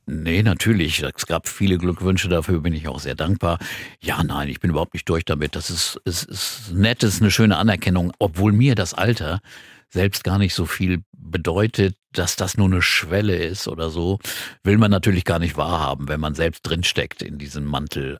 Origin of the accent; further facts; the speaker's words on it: Quakenbrück, Lower Saxony, Germany; moved away as an adult; also born or lived in Bramsche / Hamburg; ich bin in Bramsche geboren, das ist eine Stadt bei, bei Osnabrück und dann nach Quakenbrück gezogen. Das ist für mich meine Heimatstadt.